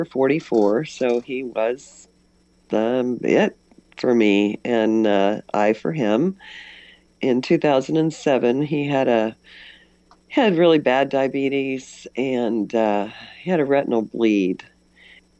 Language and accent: English; West Central Missouri, United States; I'm from West Central Missouri